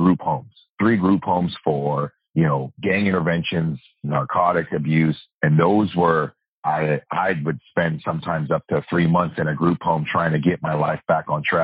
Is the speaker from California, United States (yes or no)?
yes; Oakland, California, United States; now in Sacramento, United States; I was born in Oakland. I was raised in a trailer park